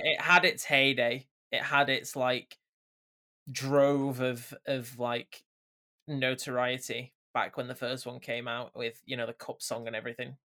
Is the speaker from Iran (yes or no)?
no; Bolton, North West England, United Kingdom; my hometown